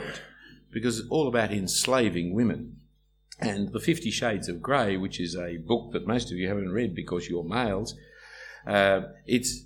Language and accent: English; Australia; Our characteristic is to whinge and complain. That's our Australian culture